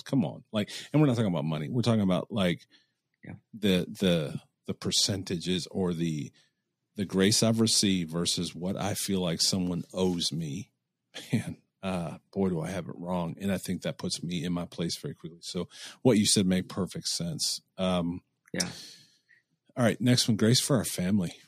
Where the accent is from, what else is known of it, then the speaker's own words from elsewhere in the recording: Cleveland, Ohio, United States; I'm from Cleveland